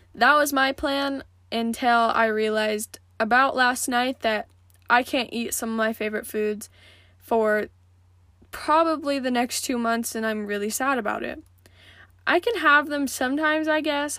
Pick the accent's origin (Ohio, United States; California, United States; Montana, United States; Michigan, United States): Montana, United States; growing up in Montana, and just being a kid